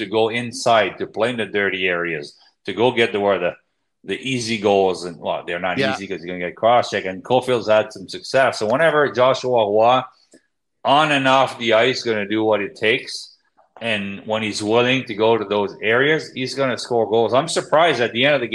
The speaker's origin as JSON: {"language": "English", "region": "Quebec", "country": "Canada", "said": "I'm from Quebec"}